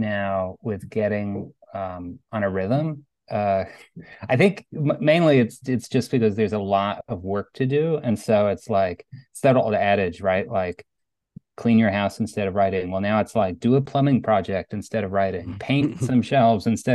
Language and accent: English; Cherry Valley, New York, United States; moved away as an adult; also born or lived in Beacon, New York / Brooklyn, New York; moving back to my hometown, which has been interesting. We bought a house in Cherry Valley